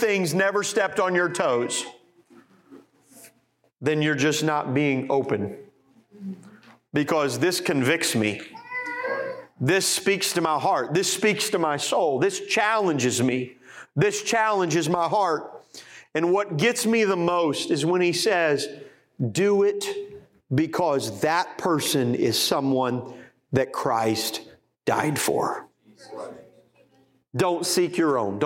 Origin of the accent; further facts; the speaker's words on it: Indianapolis, Indiana, United States; pastor in Indianapolis, Indiana, my hometown.